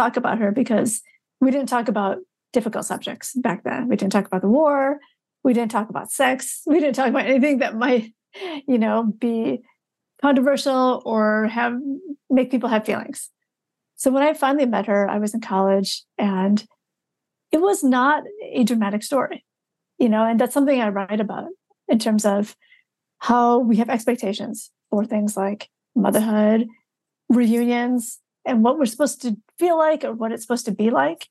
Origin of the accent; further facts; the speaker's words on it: Michigan, United States; a memoir almost 15 years ago now called Stealing Buddha's Dinner that was about, you know, growing up in Michigan